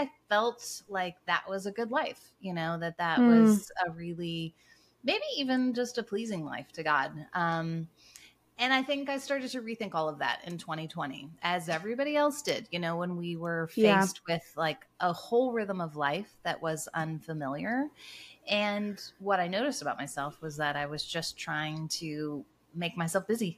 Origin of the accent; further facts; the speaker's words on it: United States; moved away as an adult; also born or lived in Toronto, Canada; now in Cincinnati, United States; my husband and I were born and raised in the States